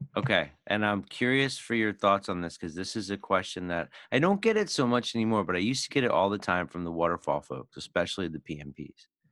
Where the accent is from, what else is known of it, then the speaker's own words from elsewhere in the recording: Philadelphia, Pennsylvania, United States; I grew up in Philly